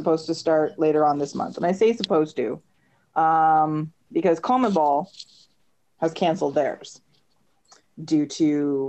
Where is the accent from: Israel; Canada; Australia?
Canada; Being a Canadian soccer fan, so much fun.